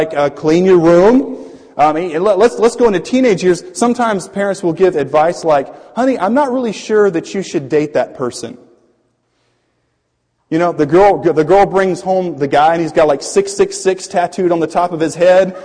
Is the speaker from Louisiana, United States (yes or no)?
yes; Louisiana, United States; when I was in middle school, I was raised in Louisiana. It was a Cajun area